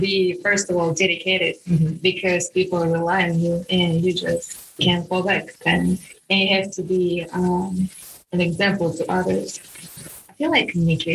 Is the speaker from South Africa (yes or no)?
no; Russia; English is a second language; now in Georgia, United States; I'm an international too, but I'm from Russia